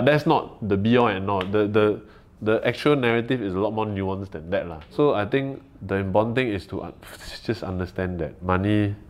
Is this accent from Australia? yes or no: no; Singapore; we are very Singaporean in the way that we talk about the issues